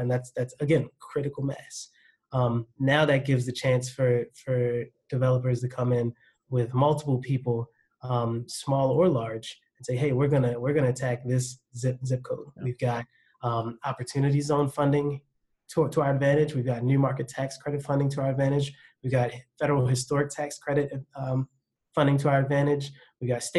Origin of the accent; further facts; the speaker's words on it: Baltimore, Maryland, United States; accent: Baltimore; My Baltimore accent sometimes escapes me